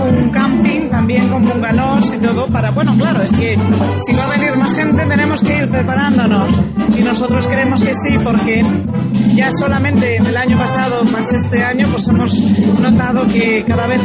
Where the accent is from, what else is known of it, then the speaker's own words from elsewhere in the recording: O Caurel, Galicia, Spain; si fui capaz de transmitir lo que siento por mi tierra, lo que la quiero y lo que disfruto de ella cada vez que, que puedo hacerlo